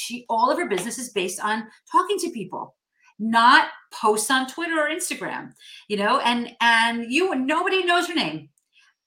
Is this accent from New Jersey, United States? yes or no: yes; New Jersey, United States; moved away as an adult; I grew up in North Jersey and I recently moved back to North Jersey